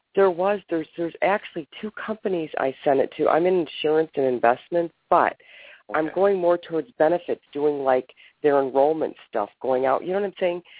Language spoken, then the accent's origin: English; Ohio, United States; I'm from Ohio.